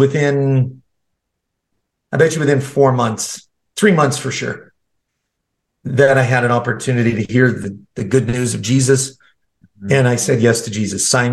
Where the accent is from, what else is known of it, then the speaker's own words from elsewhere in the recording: Canada; I was born and raised in Canada.